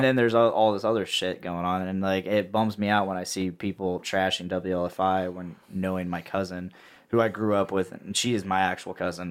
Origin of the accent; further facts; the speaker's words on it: Delphi, Indiana, United States; I'm from Delphi